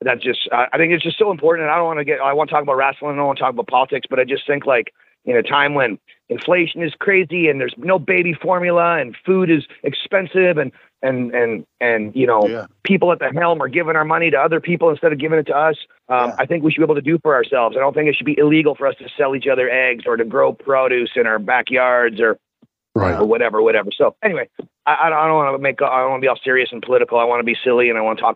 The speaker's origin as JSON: {"language": "English", "town": "Orangeville", "region": "Ontario", "country": "Canada", "tie": "born or raised there", "moved": "yes", "lives_now": "Las Vegas, United States"}